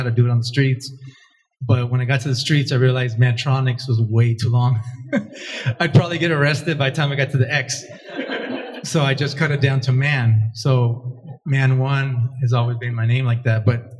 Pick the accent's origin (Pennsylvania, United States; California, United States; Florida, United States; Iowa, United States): California, United States; Alhambra; I grew up in Alhambra, so the east side, San Gabriel Valley